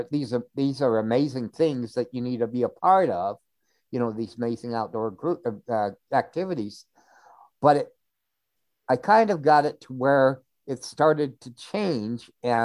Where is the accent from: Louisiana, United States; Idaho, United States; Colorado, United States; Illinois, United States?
Idaho, United States; Pocatello; moved away as an adult; also born or lived in Washington; In Pocatello, Idaho.